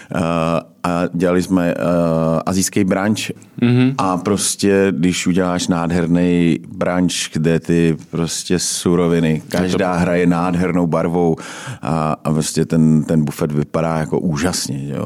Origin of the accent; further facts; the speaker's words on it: Czechia; my obecně jako Češi